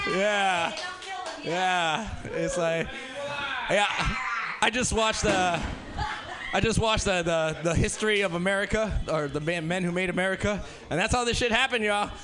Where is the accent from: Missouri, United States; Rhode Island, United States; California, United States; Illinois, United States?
California, United States; Los Angeles; I grew up in South Central, so uh, I'm in LA myself